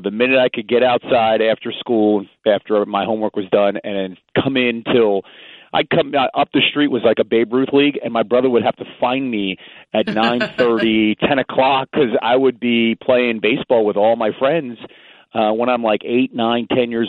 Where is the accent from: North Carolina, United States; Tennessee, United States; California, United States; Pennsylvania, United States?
Pennsylvania, United States; Phoenixville; also born or lived in West Philadelphia, Pennsylvania; I was born there, and then about 9 months later, I was raised in the suburbs of Phoenixville